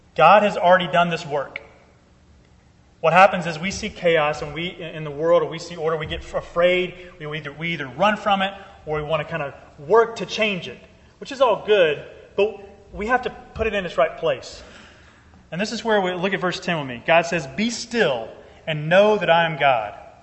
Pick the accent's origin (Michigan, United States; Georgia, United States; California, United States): Georgia, United States; I'm originally from Georgia.